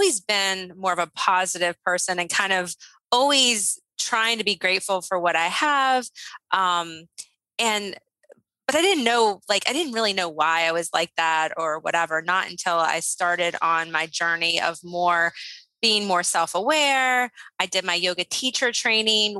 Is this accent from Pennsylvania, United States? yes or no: no; Shenandoah Valley, Virginia, United States; I grew up in the Shenandoah Valley